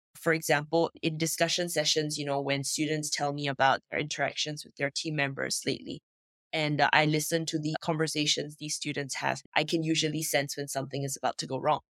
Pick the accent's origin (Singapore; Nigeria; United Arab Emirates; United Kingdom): Singapore; now in France; I am originally from Singapore, grew up in Singapore, but I don't live there anymore. Today I live in France.